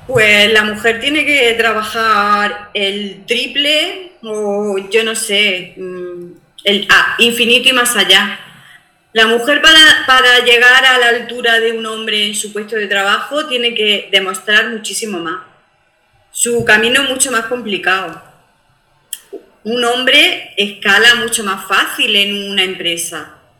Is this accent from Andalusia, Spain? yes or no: yes; Armuña de Almanzora, Andalusia, Spain; Las mujeres de mi pueblo